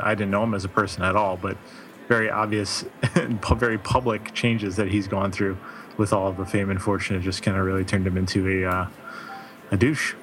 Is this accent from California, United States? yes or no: no; Chicago, Illinois, United States; I'm from Chicago